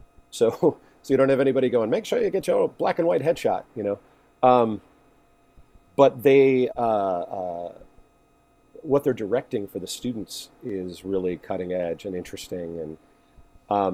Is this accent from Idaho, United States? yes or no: no; Boca Raton, Florida, United States; moved away as an adult; also born or lived in Miami, Florida / New York; I grew up in Boca Raton, Florida, which is like the definition of a suburb